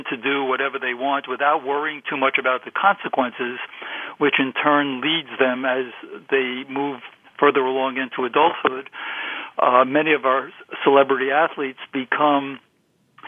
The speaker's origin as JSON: {"language": "English", "town": "New York City", "region": "New York", "country": "United States", "tie": "born or raised there", "said": "as I was a kid growing up in Brooklyn"}